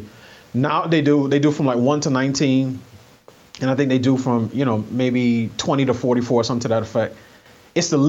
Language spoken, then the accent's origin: English; New York City, New York, United States; I grew up in New York City